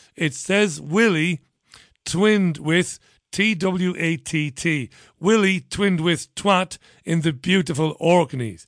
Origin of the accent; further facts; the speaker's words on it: Ireland; I'm an Irishman, but it's not because of my Irish, you know, heritage